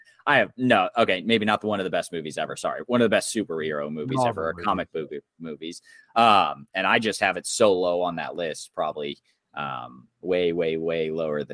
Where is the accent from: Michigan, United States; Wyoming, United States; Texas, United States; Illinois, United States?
Illinois, United States; Chicago; I was born in Chicago.